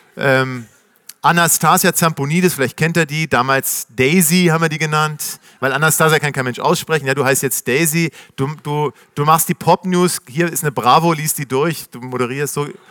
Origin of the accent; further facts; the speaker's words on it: Nuremberg, Bavaria, Germany; moved away as an adult; also born or lived in New York, United States; now in Berlin, Germany; Ich komme aus Nürnberg